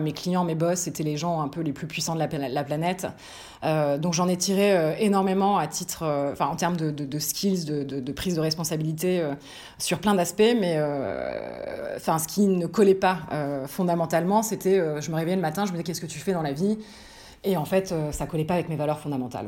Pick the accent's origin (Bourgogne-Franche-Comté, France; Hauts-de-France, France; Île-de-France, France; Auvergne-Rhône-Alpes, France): Île-de-France, France; Paris; also born or lived in Lille; je suis franco-américaine mais je suis née, j'ai grandi à Paris